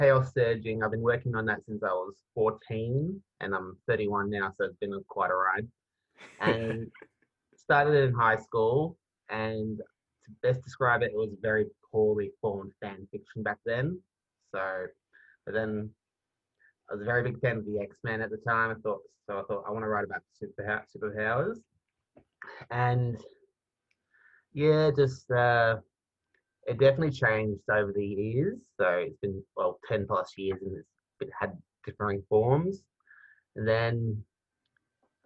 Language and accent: English; Melbourne, Victoria, Australia; I am from Melbourne and in Australia